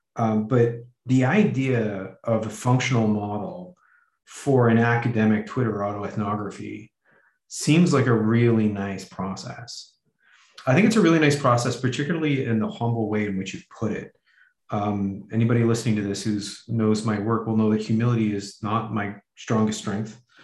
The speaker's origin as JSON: {"language": "English", "country": "Canada", "said": "Canadian white heterosexual male"}